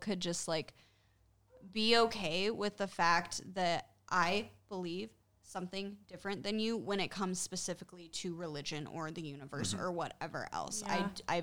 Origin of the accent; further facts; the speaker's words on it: Utah, United States; growing up in Utah